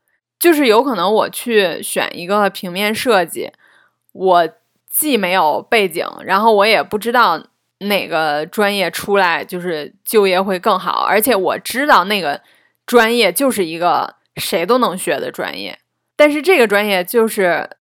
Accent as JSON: {"language": "Chinese", "region": "Beijing", "country": "China", "tie": "born or raised there", "also_born_or_lived": "Zhengzhou, Henan", "said": "我是生在郑州的，然后长到不到六岁的时候，然后我们全家才搬来北京的。"}